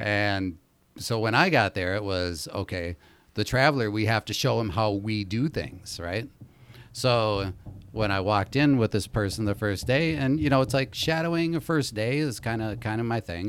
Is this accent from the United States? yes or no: yes; Minneapolis, Minnesota, United States; I grew up in Minneapolis